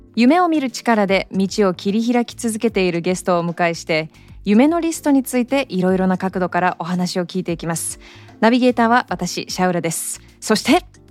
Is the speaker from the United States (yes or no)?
yes; Hawaii, United States; moved away; ハーフなんですけどで育ったのがずっと、はい、まあでもアメリカの中でもハワイっていうのがあるのかもしれないですけど